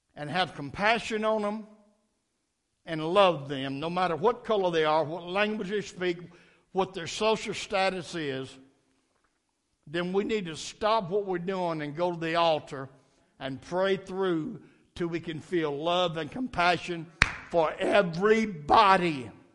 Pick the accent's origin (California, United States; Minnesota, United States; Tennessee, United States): Tennessee, United States; Nashville; I was raised up in Metro Nashville schools